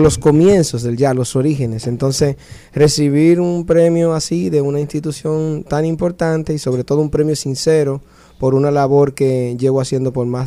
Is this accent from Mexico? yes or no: no; Dominican Republic; now in New Orleans, United States; mi país